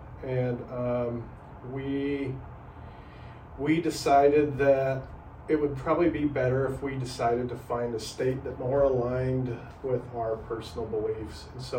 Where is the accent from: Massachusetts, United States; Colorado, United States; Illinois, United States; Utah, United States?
Utah, United States; Salt Lake City; also born or lived in Park City, Utah; Yeah, so I grew up in Utah, grew up in Northern Utah, Salt Lake City, and then graduated from Park City, Utah in the early 90s